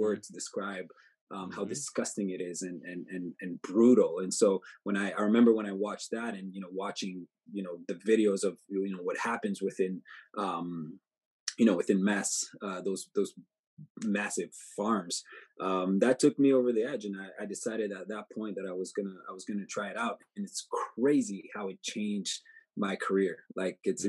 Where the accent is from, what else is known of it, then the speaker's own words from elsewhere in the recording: Montreal, Quebec, Canada; I'm from Montreal